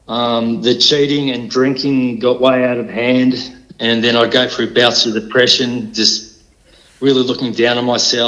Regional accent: Canberra, Australian Capital Territory, Australia; also born or lived in Melbourne; I was born in Melbourne, and when I was about 3, we moved up to Canberra, and I had a pretty good childhood with good stable family life

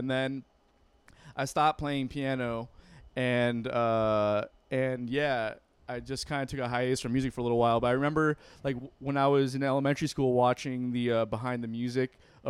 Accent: Broward County, Florida, United States; I did not really grow up in Miami. I grew up in Broward, right?

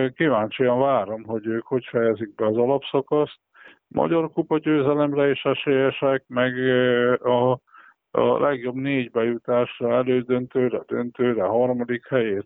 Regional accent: Western Transdanubia, Körmend, Szombathely, Vas, Hungary; nyugat dunántuliként meg körmendiként, szombathelyiként

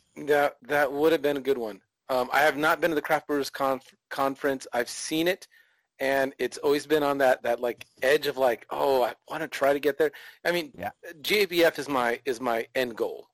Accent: California, United States; now in Texas, United States; I come from California originally

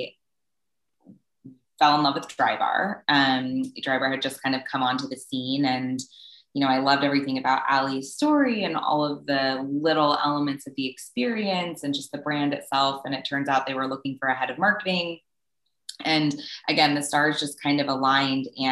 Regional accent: Southern California, United States; I was born and raised in Southern California

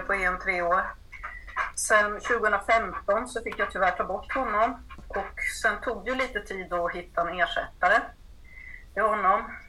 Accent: Uppsala, Uppsala County, Sweden; moved away as an adult; now in Blekinge, Sweden; kommer från Uppsala ursprungligen men har bott i Blekinge i eh, ja, 35

